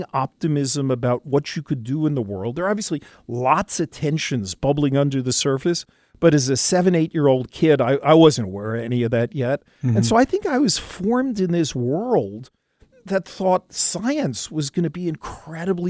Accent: New York City, New York, United States; born or raised there; moved away

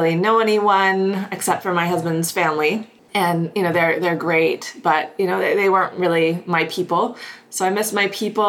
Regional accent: Houston, Texas, United States; moved away as an adult; also born or lived in upstate New York / New York City; now in Kelowna, Canada; I grew up in Houston, Texas.

